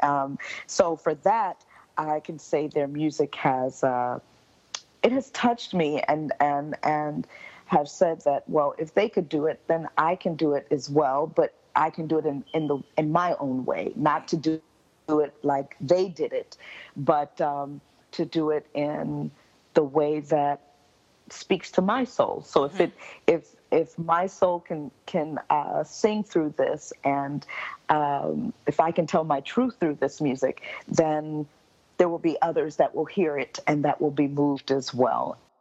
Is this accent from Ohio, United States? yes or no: no; Miami, Florida, United States; now in Montreal, Canada; I was born and raised in Miami, Florida. I am mm-hmm. a Florida native